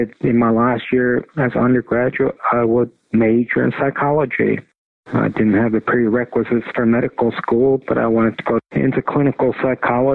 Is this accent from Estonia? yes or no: yes; Tartu, Tartu County, Estonia; moved away; also born or lived in Pittsburgh; I was born in Estonia in the women's clinic at University of Tartu